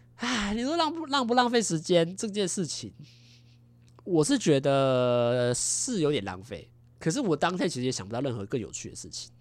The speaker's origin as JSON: {"language": "Chinese", "country": "Taiwan", "said": "我们台湾人"}